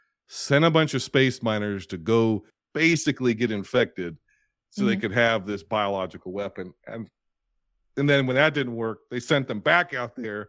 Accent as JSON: {"language": "English", "country": "United States", "said": "I'm American."}